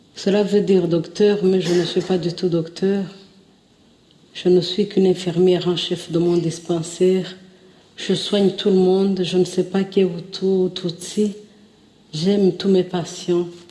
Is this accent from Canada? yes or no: no; Rwanda; also born or lived in Nyamirambo, Kigali; je suis une africaine du rwanda je suis rwandaise